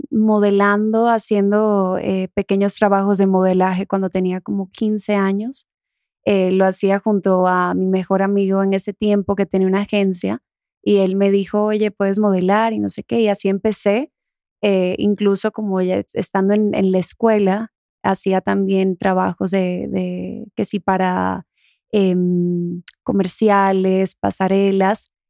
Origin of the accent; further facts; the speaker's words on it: Dominican Republic; accent: Dominican; Sí, soy de República Dominicana.